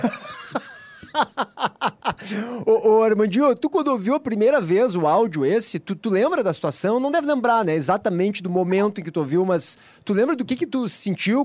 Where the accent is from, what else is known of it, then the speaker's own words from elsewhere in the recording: Porto Alegre, Rio Grande do Sul, Brazil; accent: porto-alegrense; um porto-alegrense, falando com o sotaque nosso daqui